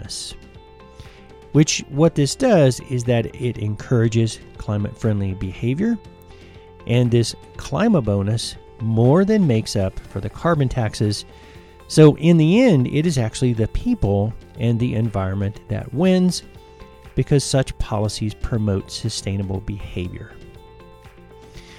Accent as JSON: {"language": "English", "country": "United States", "said": "my home country, which is the United States"}